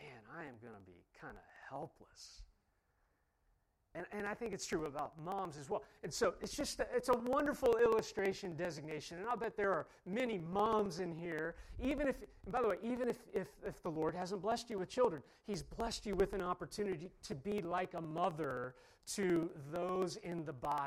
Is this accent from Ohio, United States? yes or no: yes; Ohio, United States; I'm from Ohio